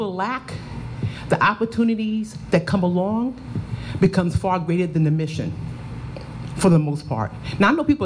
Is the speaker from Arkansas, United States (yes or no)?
no; New York City, New York, United States; now in Charlotte, United States; I was raised in Harlem, USA